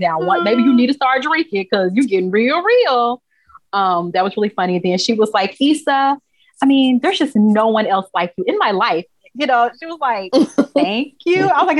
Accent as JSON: {"language": "English", "region": "Texas", "country": "United States", "said": "And I'm from Texas."}